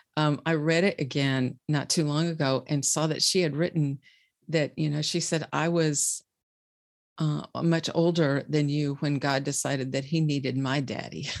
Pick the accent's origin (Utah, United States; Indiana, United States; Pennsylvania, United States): Indiana, United States; Bluffton; I am from, uh, a small city in Indiana called Bluffton